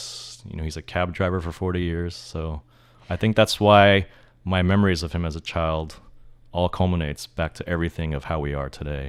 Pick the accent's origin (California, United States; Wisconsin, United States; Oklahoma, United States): California, United States; San Francisco; also born or lived in San Bruno; So I actually grew up in Japantown, like till I was 2 or 3, and then we moved just a little south of San Francisco into like San Bruno, one of the suburbs.